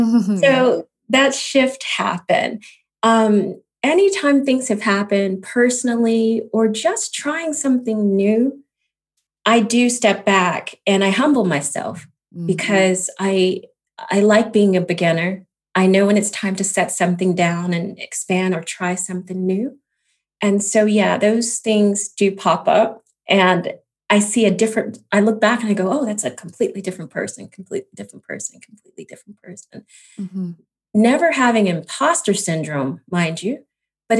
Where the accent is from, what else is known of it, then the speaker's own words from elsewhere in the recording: Chicago, Illinois, United States; moved away as an adult; also born or lived in Atlanta / New York / Nashville / Washington, D.C.; now in Los Angeles, United States; I grew up in Chicago, born and raised. It's where I spent my most time. And I left after high school